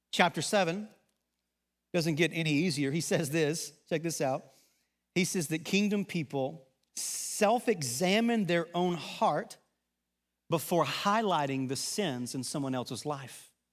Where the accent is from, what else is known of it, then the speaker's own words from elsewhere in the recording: Arkansas, United States; accent: Southern; moved away; also born or lived in Texas; an Arkansas guy who lived in Texas for a number of years, I think I talk pretty normal.